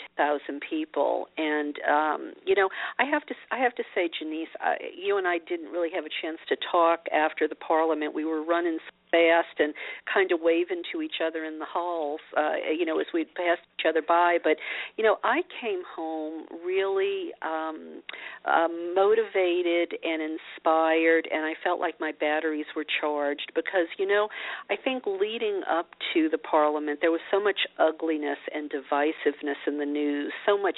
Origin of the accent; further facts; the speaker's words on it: Louisiana, United States; I was a Christian growing up in Louisiana